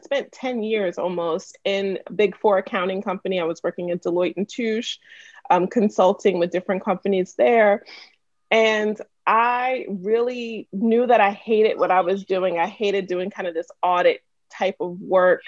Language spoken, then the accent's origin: English; Wyandanch, New York, United States; also born or lived in Freeport, Long Island; I'm born and raised in Wyandanche, second generation